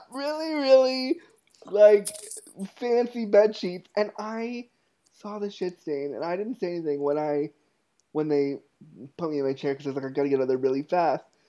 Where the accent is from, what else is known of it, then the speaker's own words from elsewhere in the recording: Toronto, Ontario, Canada; moved away as an adult; also born or lived in Ottawa, Ontario, Canada; when I was 19, I moved from Toronto, from North York, Ontario, Canada to Ottawa, Canada